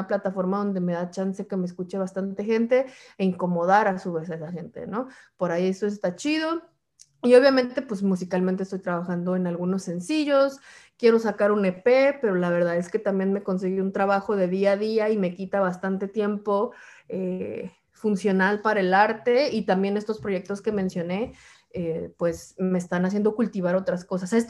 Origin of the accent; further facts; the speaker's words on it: Puebla, Mexico; now in New York, United States; yo vengo de Puebla a Nueva York, como que no he pasado por otros lugares de Estados Unidos